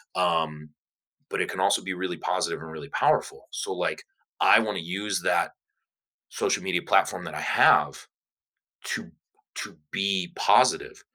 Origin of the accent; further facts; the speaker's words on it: Cleveland, Ohio, United States; I was born and raised in Cleveland, Ohio, so I'm I'm definitely a cold person.